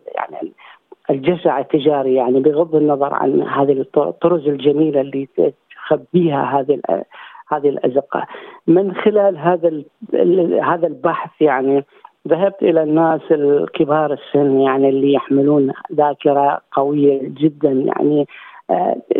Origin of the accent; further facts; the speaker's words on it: Iraq; now in Australia; هناك عندنا بالعراق